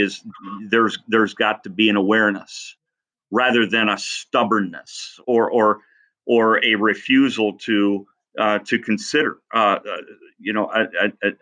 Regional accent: Columbus Junction, Iowa, United States; moved away as an adult; also born or lived in Cedar Rapids / Council Bluffs; left my hometown of Columbus Junction

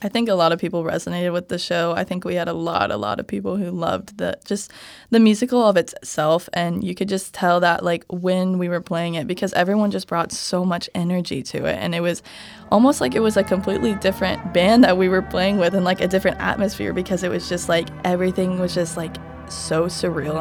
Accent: Kansas City, Missouri, United States; moved away as an adult; now in Nebraska, United States; I'm from Kansas City, Missouri

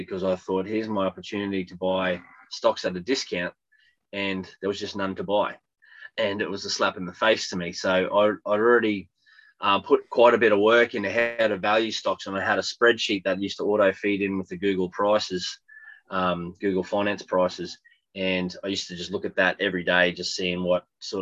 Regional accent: Australia; accent: Australian; I'm Australian, if you couldn't tell by the accent.

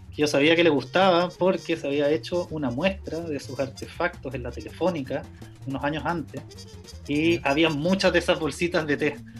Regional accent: Chile; moved away as an adult; also born or lived in London; vengo de Chile

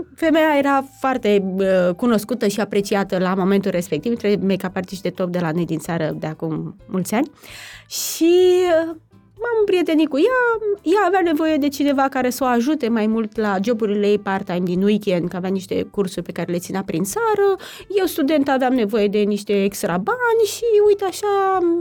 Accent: Romania; now in Bucharest, Romania; eu nu sunt din București de fel, și aveam o prietenă care venea la bunici la țară, de acolo de unde sunt eu

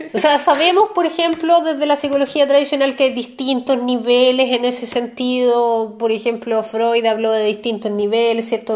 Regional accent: Chile; nosotros como, chilenos

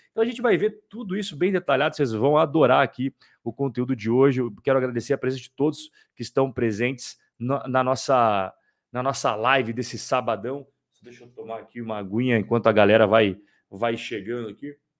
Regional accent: Curitiba, Paraná, Brazil; Curitiba, meus compatriotas de Curitiba, os curitibanos

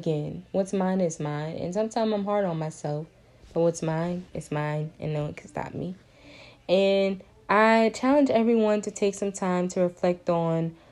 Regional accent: Lafayette, Louisiana, United States; I'm from Lafayette, Louisiana, and UL was not my first choice, if I'm being honest. You know, it's my hometown.

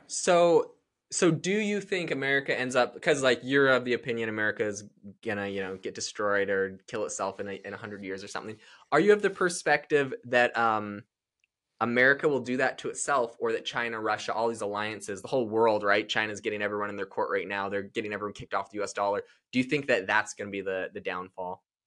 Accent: Canada; now in United States; I'm from Canada

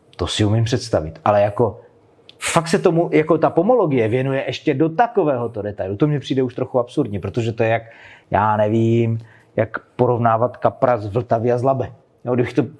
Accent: Moravian Slovakia, South Moravian Region, Czechia; krajem, odkud pocházím. Já jsem ze Slovácka

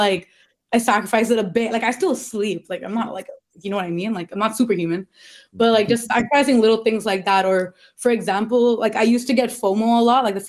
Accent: Toronto, Ontario, Canada; I'm from Scarborough

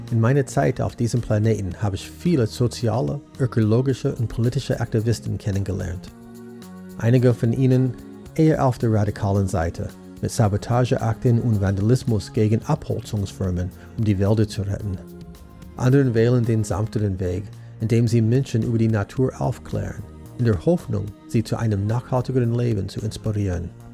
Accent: United States; Als Amerikaner bin ich mit diesem Satz aufgewachsen

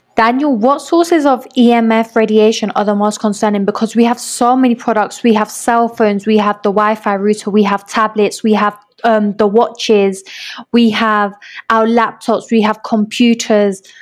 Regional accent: London, United Kingdom; moved away as an adult; now in Medellín, Colombia; I grew up in London

